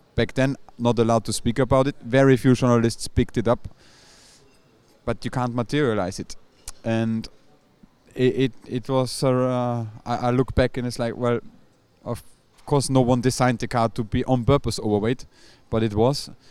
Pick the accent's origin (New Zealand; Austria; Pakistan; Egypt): Austria; obviously I'm from Austria